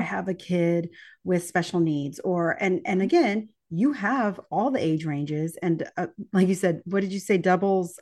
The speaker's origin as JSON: {"language": "English", "region": "East Texas", "country": "United States", "tie": "born or raised there", "said": "live in the piney woods of East Texas in my hometown as well"}